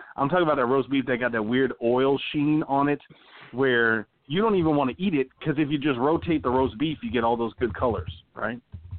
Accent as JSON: {"language": "English", "region": "Texas", "country": "United States", "tie": "born or raised there", "said": "I grew up in the South, right, from Texas, family from Louisiana."}